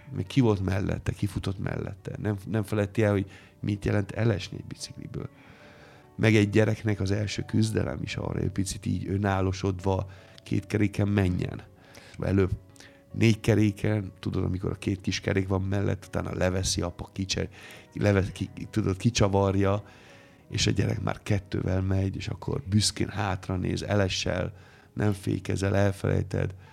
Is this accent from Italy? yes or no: yes; Italy; Hungarian is a second language; moved away as an adult; now in Hungary; én lehessek még mindig az a …, aki már 28 éve Magyarországon